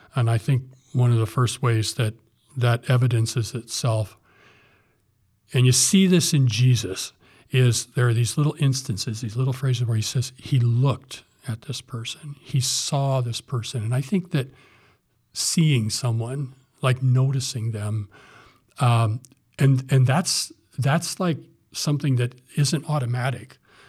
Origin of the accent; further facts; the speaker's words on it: Fowler, Indiana, United States; also born or lived in Morocco / Southern California; now in Ohio, United States; Back in my hometown, Indiana